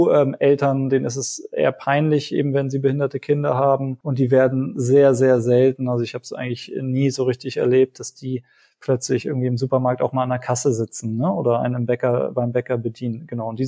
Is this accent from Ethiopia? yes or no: no; Sri Lanka; now in Germany; ich bin ja selber in Sri Lanka zur Schule gegangen